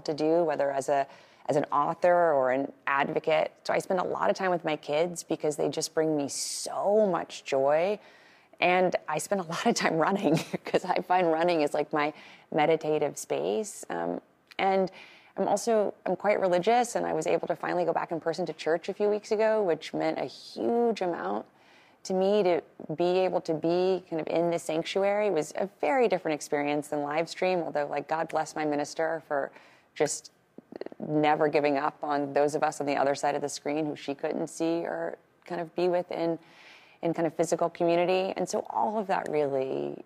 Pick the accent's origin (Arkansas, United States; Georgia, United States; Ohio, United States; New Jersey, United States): Arkansas, United States; Little Rock; born or raised there